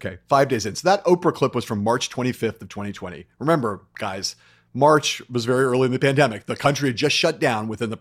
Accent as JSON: {"language": "English", "town": "Los Angeles", "region": "California", "country": "United States", "tie": "born or raised there", "said": "how could you leave New York City and like move back to my hometown"}